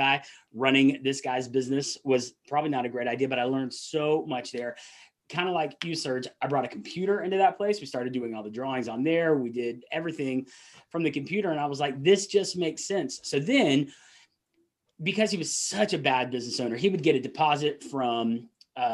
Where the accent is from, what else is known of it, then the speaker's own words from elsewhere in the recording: Atlanta, Georgia, United States; accent: Southern; I grew up in Atlanta, still live in that area